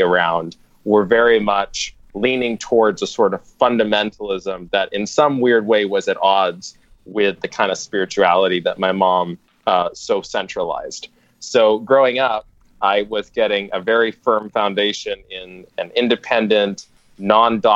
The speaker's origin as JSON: {"language": "English", "region": "Texas", "country": "United States", "tie": "born or raised there", "said": "I was born in Texas, and I was born into a Seventh-day"}